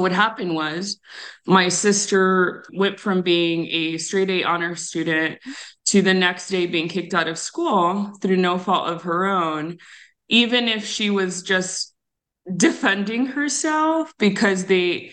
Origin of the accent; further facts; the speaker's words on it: Tucson, Arizona, United States; I grew up on the south side of Tucson